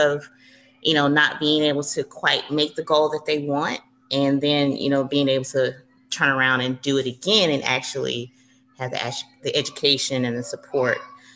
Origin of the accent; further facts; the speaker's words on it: Atlanta, Georgia, United States; I am originally from Atlanta, Georgia, born and raised, probably will never leave